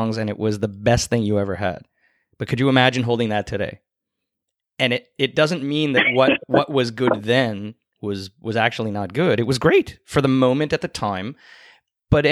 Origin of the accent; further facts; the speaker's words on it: Canada; I'm a Canadian